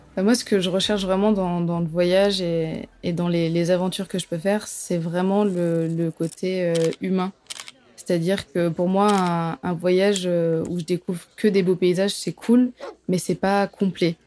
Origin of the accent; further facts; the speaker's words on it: south of France, France; je viens du sud de la France